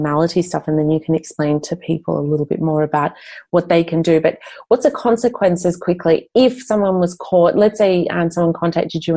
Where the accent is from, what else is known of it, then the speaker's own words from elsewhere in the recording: Australia; moved away as an adult; now in Europe; I grew up in Australia.